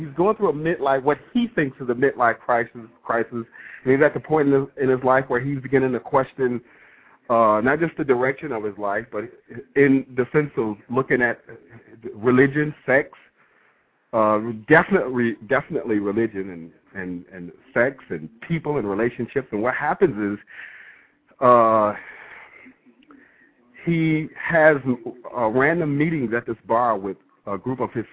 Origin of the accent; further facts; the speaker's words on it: Detroit, Michigan, United States; born and raised in Detroit